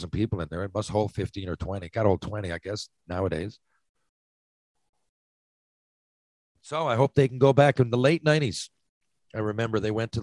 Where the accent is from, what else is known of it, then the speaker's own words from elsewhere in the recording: Barrie, Ontario, Canada; we grew up in Barrie